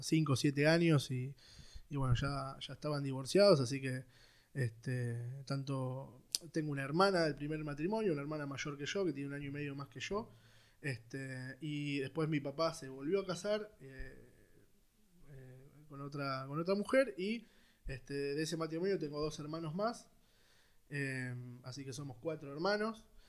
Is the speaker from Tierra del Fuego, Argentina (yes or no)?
no; Buenos Aires, Argentina; nací en Capital Federal, en un barrio que se llama Villa Devoto. Este, ahí, nací, fui al, colegio